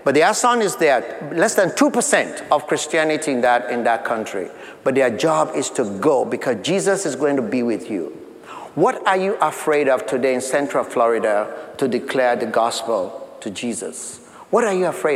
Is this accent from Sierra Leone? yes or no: yes; Sierra Leone; moved away as an adult; we had gone back to my home country of Sierra Leone